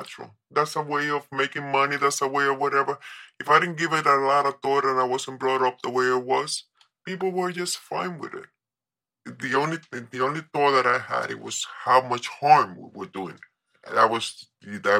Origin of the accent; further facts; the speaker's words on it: New York, United States; moved away as an adult; also born or lived in Colombia; I was raised in New York